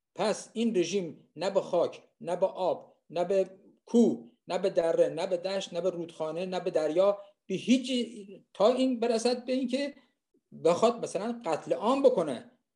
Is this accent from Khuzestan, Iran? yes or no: yes; Khuzestan, Iran; moved away; من خوزستانی هستم